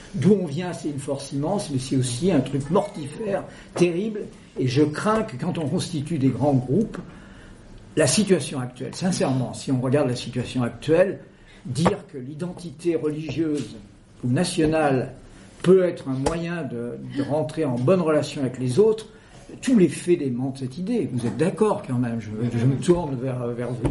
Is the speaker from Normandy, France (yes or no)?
no; Creuse, Massif Central, Nouvelle-Aquitaine, France; la Creuse, dont je suis originaire